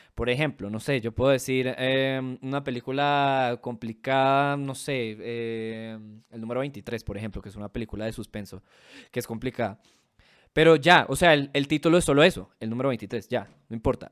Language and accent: Spanish; Venezuela; now in Colombia; mi país natal, jaja, en Venezuela